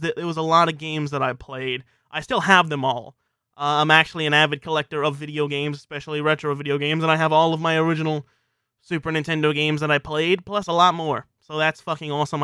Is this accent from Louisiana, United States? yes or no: yes; South Louisiana, United States; I'm from South Louisiana